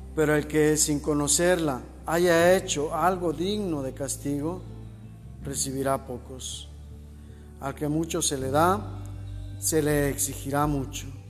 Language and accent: Spanish; Mexico; nosotros como mexicanos